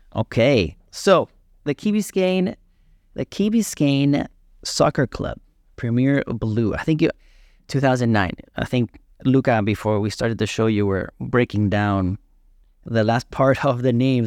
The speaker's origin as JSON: {"language": "English", "country": "Peru", "said": "I'm Peruvian, too"}